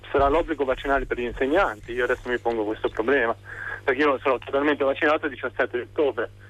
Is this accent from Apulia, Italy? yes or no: no; Liguria, Italy; now in Pisa, Italy; chiamo da, P- da Pisa, sì. anche se sono originario della Liguria.